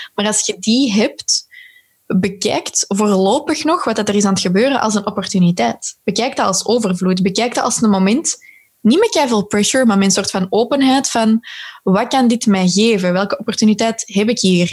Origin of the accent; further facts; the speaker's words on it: Belgium; als Belgen